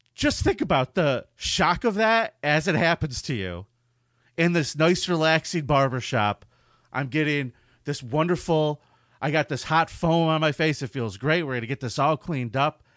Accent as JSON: {"language": "English", "town": "San Diego", "region": "California", "country": "United States", "tie": "born or raised there", "said": "my hometown, the town that is responsible for my good looks and carefree attitude, San Diego, California."}